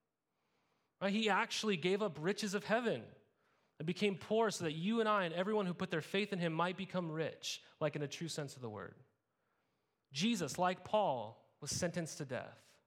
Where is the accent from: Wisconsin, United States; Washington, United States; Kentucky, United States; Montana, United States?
Montana, United States; moved away as an adult; also born or lived in California; I grew up in Montana